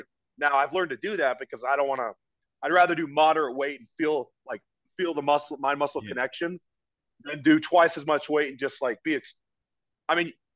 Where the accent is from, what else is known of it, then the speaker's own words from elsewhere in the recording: Oregon, United States; also born or lived in California; now in East Coast, United States; I'm from Oregon.